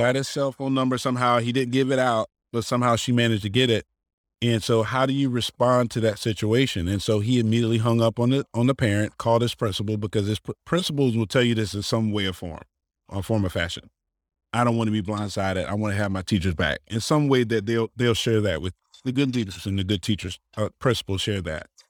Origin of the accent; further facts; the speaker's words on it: Manning, South Carolina, United States; I'm originally from Manning, South Carolina